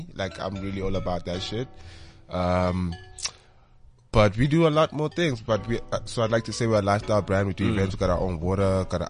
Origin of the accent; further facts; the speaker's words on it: Pretoria, Gauteng, South Africa; now in Johannesburg, South Africa; I'm from Pretoria.